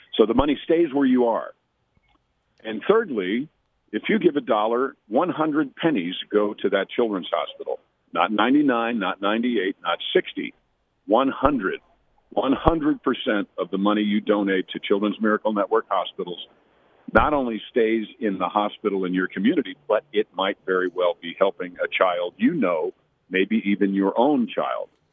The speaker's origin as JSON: {"language": "English", "town": "Mount Kisco", "region": "New York", "country": "United States", "tie": "born or raised there", "said": "I grew up in Mount Kisco, New York, doing theater since 1968"}